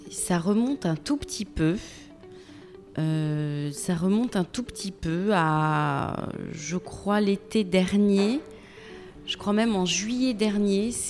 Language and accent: French; Metz, Grand Est, France; also born or lived in Tarbes / Toulouse; Je suis née à Tarbes, j'ai été élevée entre Metz et Toulouse.